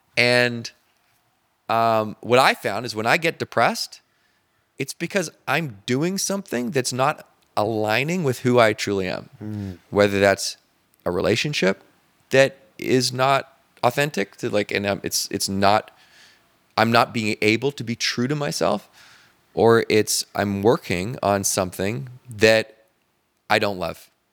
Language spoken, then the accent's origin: English; Canada; now in Marina del Rey, United States; just being Canadian